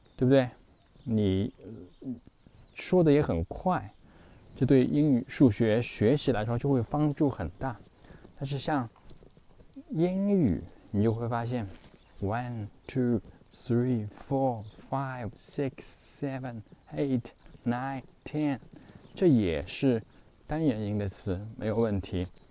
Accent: China; 那我们中国人不需要记这些乱七八糟的东西

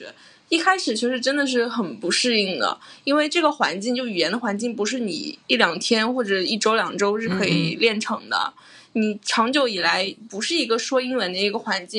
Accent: Fujian, China; moved away as an adult; now in Hong Kong; 我是从我和小雨都是从福建来的嘛，就是像厦门。或者福州

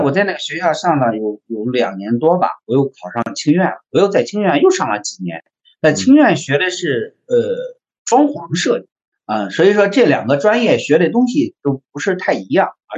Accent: Zhengzhou, Henan, China; moved away as an adult; now in Shanghai, China; 我本人是在河南，我是出生在河南。河南郑州

